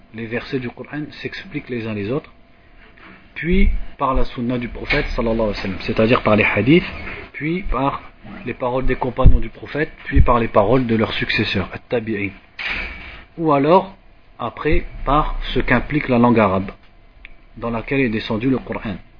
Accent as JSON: {"language": "French", "country": "France", "said": "comme nous on est de France"}